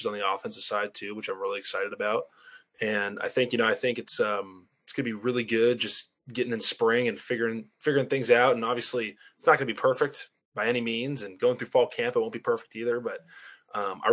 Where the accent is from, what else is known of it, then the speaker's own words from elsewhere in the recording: Carmel, California, United States; I'm from Carmel, California